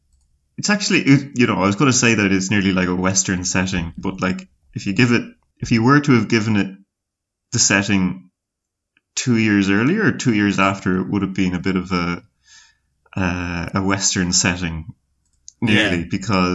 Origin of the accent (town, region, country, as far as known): Galway, Connacht, Ireland